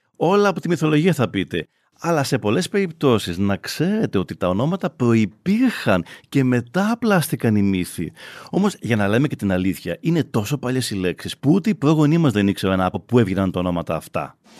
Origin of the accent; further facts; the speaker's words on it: Astros, Peloponnese, Greece; η πατρίδα μου το άστρος κινουρίας